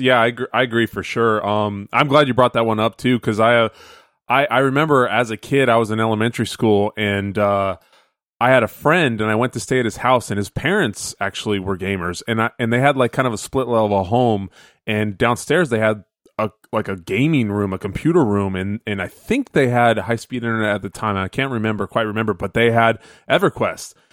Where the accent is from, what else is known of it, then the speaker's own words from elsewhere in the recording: Phoenix, Arizona, United States; growing up in Phoenix